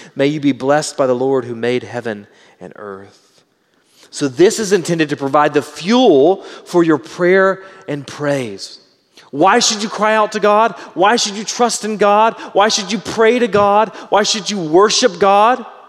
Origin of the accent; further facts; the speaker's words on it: Southeast Texas, United States; I was raised in Southeast Texas.